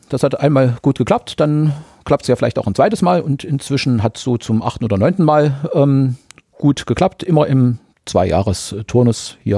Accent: Germany; ihr merkt es ja bei der Sprache, ich komme ja aus der DDR oder jeweils mhm. äh, da geboren, mhm. da zur Schule.

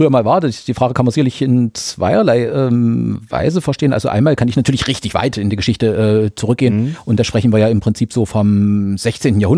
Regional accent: Germany; ihr merkt es ja bei der Sprache, ich komme ja aus der DDR oder jeweils mhm. äh, da geboren, mhm. da zur Schule.

